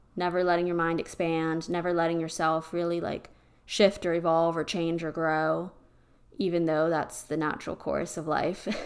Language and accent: English; Pennsylvania, United States; now in Texas, United States; I'm from Pennsylvania, and I'm used to those type of roads, and being here in Texas